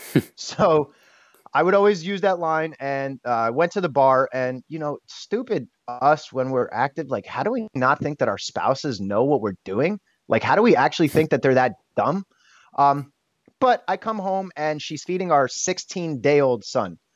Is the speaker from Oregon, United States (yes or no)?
no; Bethlehem, Pennsylvania, United States; I am from Bethlehem, Pennsylvania.